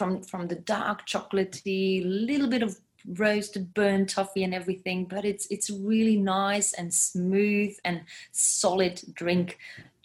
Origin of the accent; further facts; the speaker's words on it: Belgium; English is a second language; now in Gold Coast, Australia; it's not that we Belgians are grouping together in communities and such